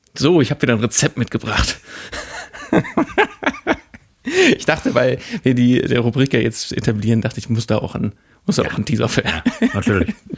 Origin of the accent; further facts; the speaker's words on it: Mülheim an der Ruhr, North Rhine-Westphalia, Germany; ich komme komm ja auch da, aber da ist die andere Ruhrseite